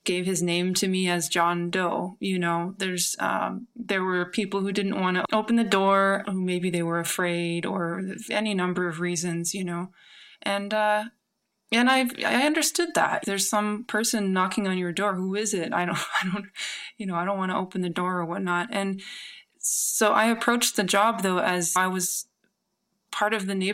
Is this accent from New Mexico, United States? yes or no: yes; New Mexico, United States; moved away as an adult; also born or lived in San Francisco; I'm from New Mexico, but I was living in San Francisco at the time.